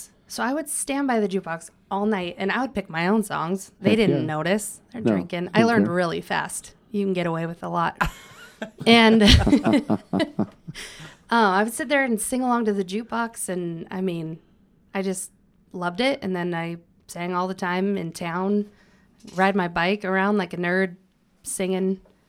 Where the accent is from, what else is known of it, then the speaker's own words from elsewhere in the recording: Pompeys Pillar, Montana, United States; I grew up in Pompey's Pillar until I graduated high school at Huntley Project.